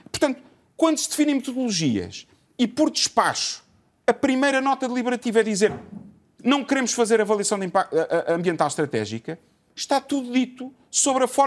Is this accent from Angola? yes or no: no; Portugal; Eu vivo em Portugal, eu sou português.